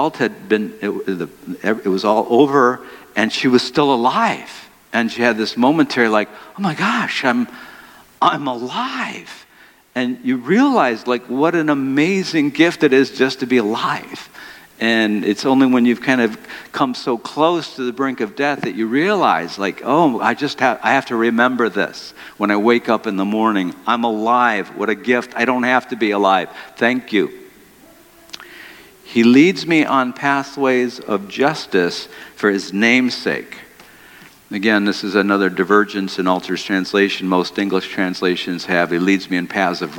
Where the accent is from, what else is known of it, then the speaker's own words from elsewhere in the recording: Detroit, Michigan, United States; I grew up in Detroit